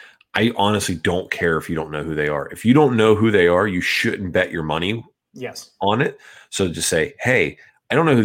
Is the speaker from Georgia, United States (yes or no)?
yes; Georgia, United States; I was born in Georgia, which is not the Caucasus Mountains